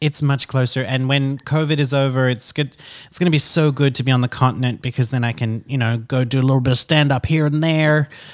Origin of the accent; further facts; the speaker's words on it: Australia; now in France; I'm an Australian citizen.